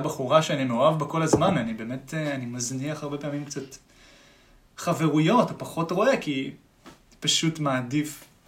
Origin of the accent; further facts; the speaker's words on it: Tel Aviv, Tel Aviv District, Israel; תמיד מתל אביב